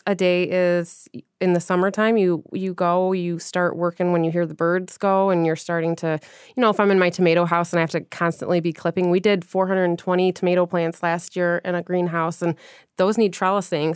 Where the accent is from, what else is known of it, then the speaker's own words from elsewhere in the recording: Grosse Pointe, Michigan, United States; moved away; I'm from Grosse Pointe.